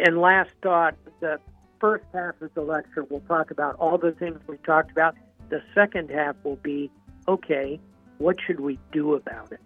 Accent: Jacksonville, Florida, United States; moved away; my hometown, by the way. I'm a, uh, a native Floridian

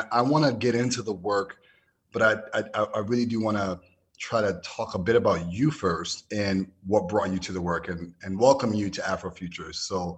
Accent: New York City, New York, United States; my growing up in the Bronx and then going to middle and high school in the suburbs in New York City

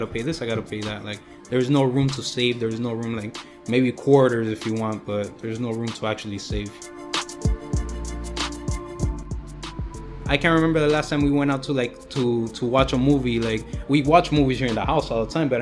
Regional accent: United States; I'm American with Cuban blood.

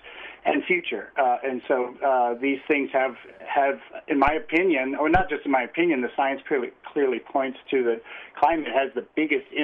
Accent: Chicago, Illinois, United States; now in Logan, United States; I grew up sort of in suburbia, USA, in the Midwest, near Chicago

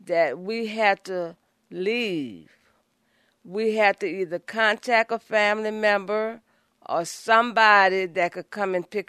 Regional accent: New Orleans, Louisiana, United States; moved away as an adult; now in Los Angeles, United States; I'm from the 7th Ward area, right off St. Bernard Avenue, around Corpus Christi Catholic Church

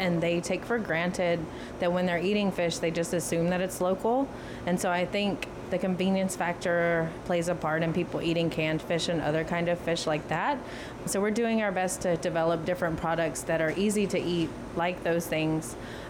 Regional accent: the South, United States; Southern style, because we are from the South.

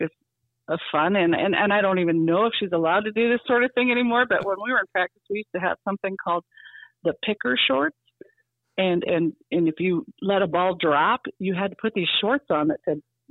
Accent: Marion, South Dakota, United States; I am from Marion.

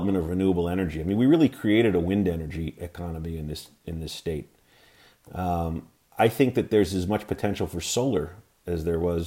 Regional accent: New York, United States; moved away as an adult; now in Montana, United States; growing up in New York

